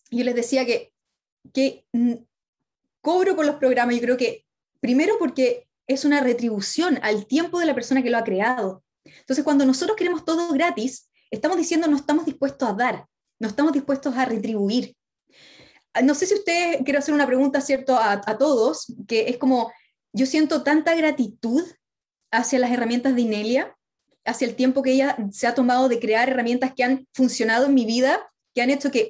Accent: Chile; de los sudamericanos, acá somos chilenos, de México, de argentino, de tantas partes

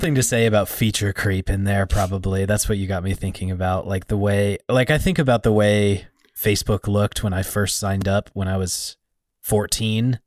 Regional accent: Montana, United States; I'm from Montana

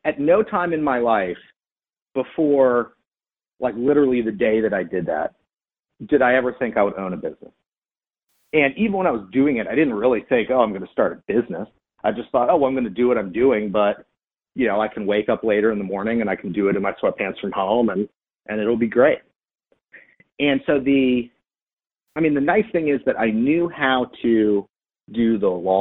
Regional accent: Maryland, United States; moved away as an adult; also born or lived in Wichita, Kansas; now in Atlanta, United States; when I was very young, I moved to Maryland where I grew up. My dad was in the Air Force.

